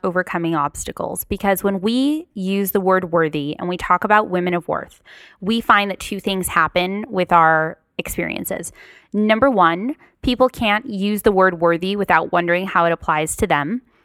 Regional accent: Paramount, California, United States; also born or lived in Long Beach; I grew up in Paramount, um, close to North Long Beach

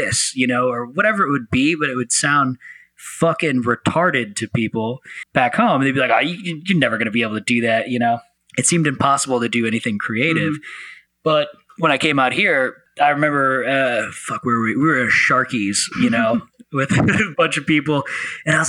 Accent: St. Louis, Missouri, United States; moved away as an adult; also born or lived in Memphis, Tennessee; now in Los Angeles, United States; So originally I'm from St. Louis, Missouri. You know, I grew up in both St. Louis, Missouri and then Memphis, Tennessee.

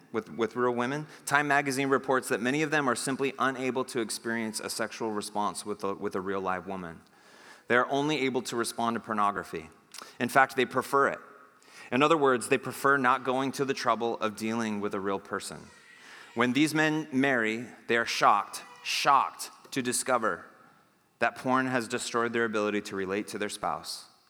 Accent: United States; I'm an American

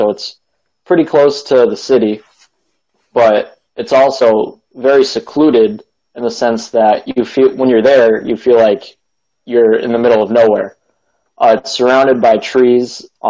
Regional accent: Springfield, Massachusetts, United States; So I grew up in Springfield, Massachusetts. I grew up going to Blessed Hope Advent Christian Church in Springfield.

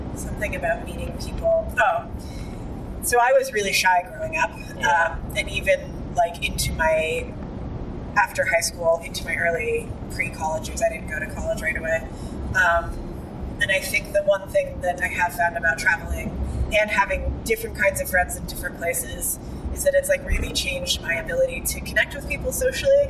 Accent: United States; moved away as an adult; also born or lived in Indonesia; now in Bali, Indonesia; I'm still American

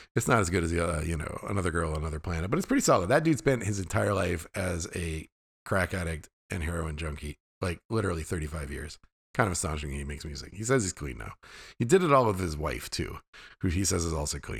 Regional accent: Fairbanks, Alaska, United States; I grew up in the hills outside of Fairbanks, Alaska.

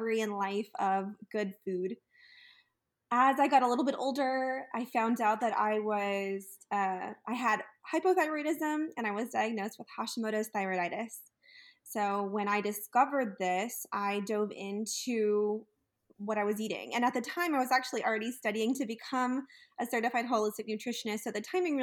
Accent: Texas, United States; moved away; also born or lived in California; growing up in Texas, I was really always surrounded by delicious Tex-Mex food

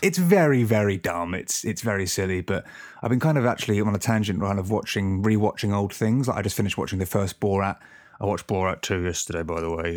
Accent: Bognor Regis, South East England, United Kingdom; my hometown in Bognor

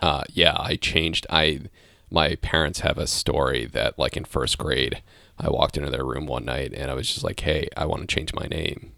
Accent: Bethesda, Maryland, United States; moved away; I grew up in, uh, in the D C area, Bethesda

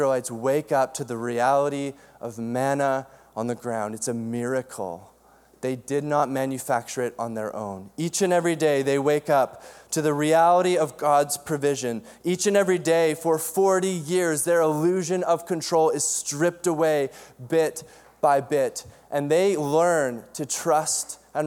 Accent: Cranbrook, British Columbia, Canada; I grew up in Cranbrook, BC, in the Kootenays, and my parents had six kids

